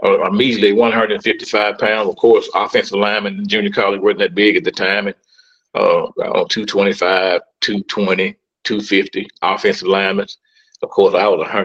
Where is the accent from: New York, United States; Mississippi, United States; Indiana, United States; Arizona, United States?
Mississippi, United States; Starkville; also born or lived in Oktibbeha County, Mississippi; now in Coldwater, United States; Well, I was born and reared in Starkville, Mississippi.